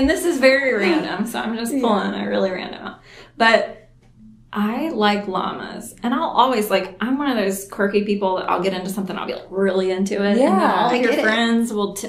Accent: Florence, United States; I grew up here in Florence

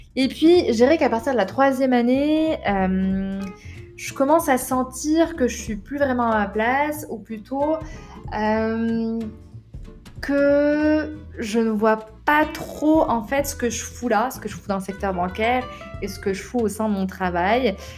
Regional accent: Rabat, Rabat-Salé-Kénitra, Morocco; moved away as an adult; also born or lived in Paris; Donc je suis née à Rabat, au Maroc, j'ai grandi là-bas jusqu'à l'âge de 18 ans

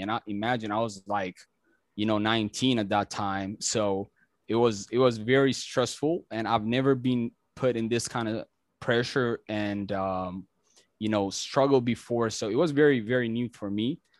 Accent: Ethiopia; English is a second language; moved away as an adult; now in United States; I'm originally from Ethiopia

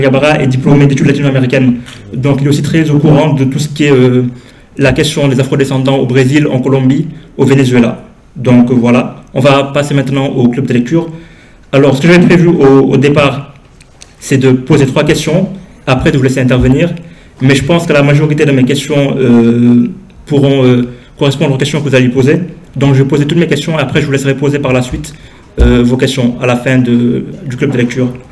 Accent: Senegal; je suis originaire du Sénégal

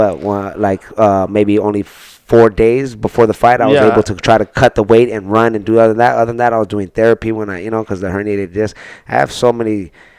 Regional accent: United States; We're American

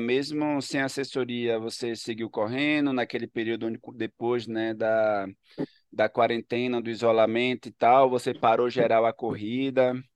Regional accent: Ilhéus, Bahia, Brazil; also born or lived in Salvador / São Paulo; now in Recife, Brazil; sou de Ilhéus

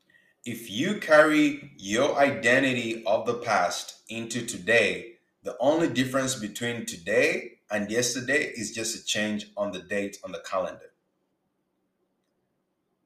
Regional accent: Uganda; now in Canada; I'm not Black American. You see, I grew up in Uganda

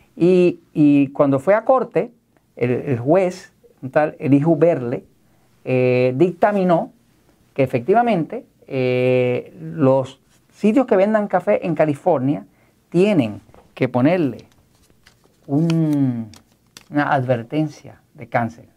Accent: Puerto Rico; yo soy de Puerto Rico, soy parte de Estados Unidos

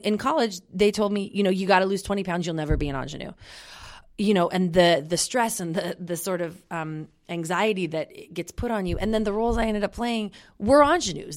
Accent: Olympia, Washington, United States; I'm from Olympia.

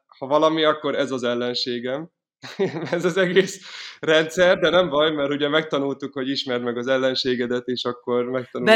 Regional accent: Miskolc, Borsod-Abaúj-Zemplén, Hungary; moved away as an adult; also born or lived in Paris; now in Budapest, Hungary; Miskolcról, Miskolcon születtem, és ott is voltam gyerek

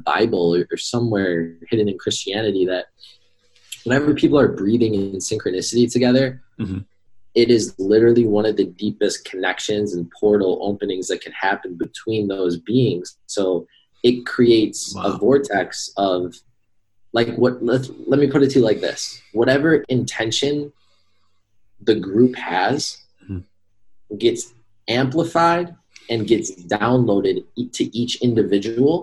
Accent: New York, United States; now in Arizona, United States; I'm from New York. In fact, I'm going back home tomorrow

